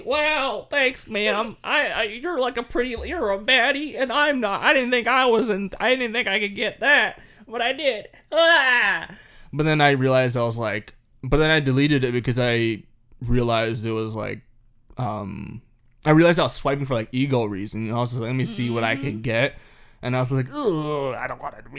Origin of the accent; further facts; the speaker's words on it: Canada; we're Canadian